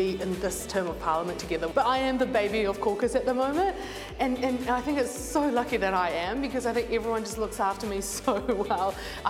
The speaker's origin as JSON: {"language": "English", "country": "New Zealand", "tie": "born or raised there", "said": "I've called New Zealand my, you know, home for all my life, that all the life that I've known, and I've always kind of been really proud that I'm a Kiwi."}